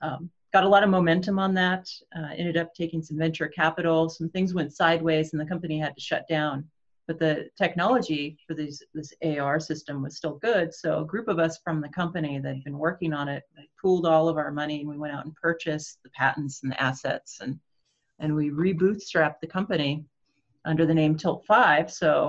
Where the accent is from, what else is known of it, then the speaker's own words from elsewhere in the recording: Portland, United States; I'm from Portland